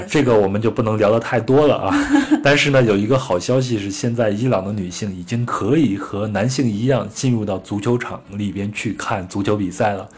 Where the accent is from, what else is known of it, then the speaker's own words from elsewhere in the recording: China; 那我们作为中国人最熟悉的这个丝绸之路呢？